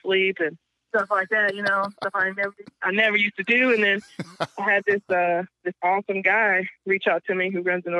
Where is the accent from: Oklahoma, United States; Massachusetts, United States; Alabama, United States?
Alabama, United States; moved away as an adult; also born or lived in Kansas / Texas; I pretty much was raised the rest of my life pretty much in Alabama